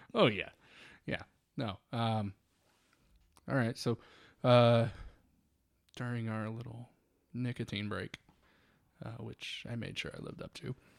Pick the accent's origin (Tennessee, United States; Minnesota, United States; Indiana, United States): Indiana, United States; Northwest; being from Northwest Indiana and being a huge Cubs fan